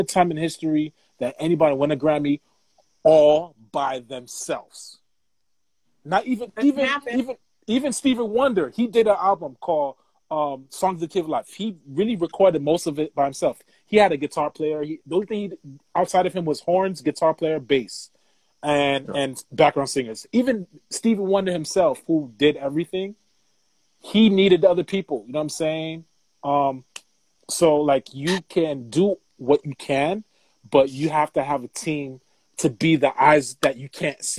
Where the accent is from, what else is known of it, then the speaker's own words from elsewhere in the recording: New York, United States; also born or lived in Virginia; I'm from New York